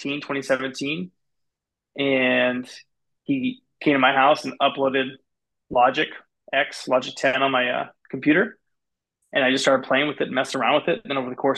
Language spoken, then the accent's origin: English; West Linn, Oregon, United States; I grew up in West Lynn, which is a little bit closer to Portland. My whole life